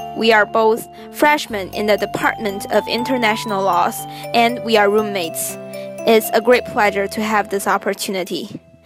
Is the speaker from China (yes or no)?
yes; Beijing, China; English is a second language; I'm from Beijing